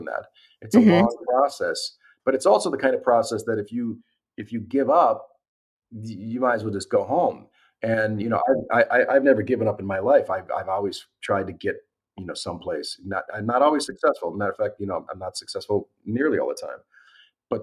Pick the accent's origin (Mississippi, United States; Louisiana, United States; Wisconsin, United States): Wisconsin, United States; Milwaukee; moved away as an adult; also born or lived in California; I'm from Milwaukee